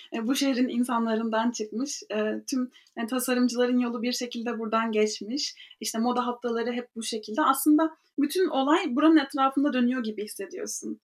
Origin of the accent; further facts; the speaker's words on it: Ankara, Turkey; moved away as an adult; also born or lived in Istanbul / New York; now in Paris, France; 1998 Ankara doğumluyum. Hayatımın da büyük bir kısmını Ankara'da geçirdim.